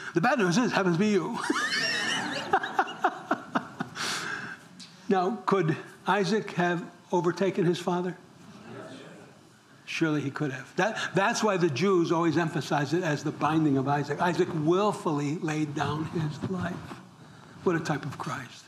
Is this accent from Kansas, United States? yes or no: no; New York, United States; I'm from New York